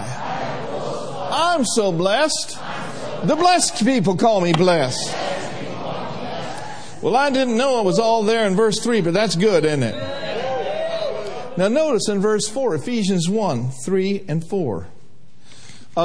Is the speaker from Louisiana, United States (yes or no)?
no; Minnesota, United States; we grew up in Minnesota